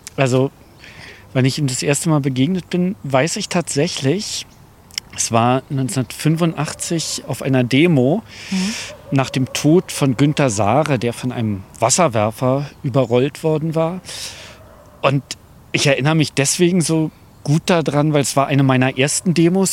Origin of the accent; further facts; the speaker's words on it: Berlin, Germany; Aufgewachsen bin ich in Wilmersdorf, gut bürgerlich zwischen Kudamm und Grunewald